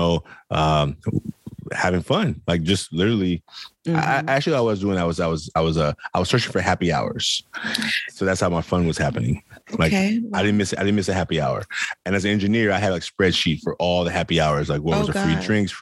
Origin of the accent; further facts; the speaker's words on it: Oakland, California, United States; I grew up in Oakland, California, poor boy